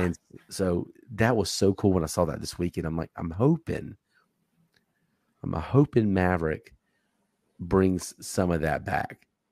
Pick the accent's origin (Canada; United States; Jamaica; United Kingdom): United States; Charlotte, North Carolina; I'm from the Charlotte area